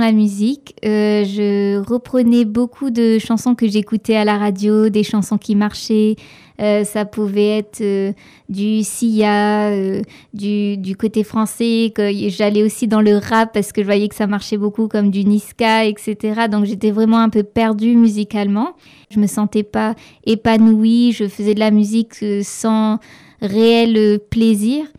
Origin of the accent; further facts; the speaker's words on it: Saint-Joseph, Réunion; also born or lived in Quebec; je viens de l'île de la Réunion, plus précisément euh, du sud de l'île, d'une petite ville qui s'appelle Saint-Joseph.